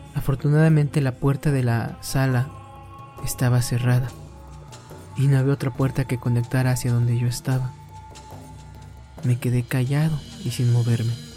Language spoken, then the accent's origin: Spanish; Mexico; todos los que somos mexicanos y que practicamos esta bonita costumbre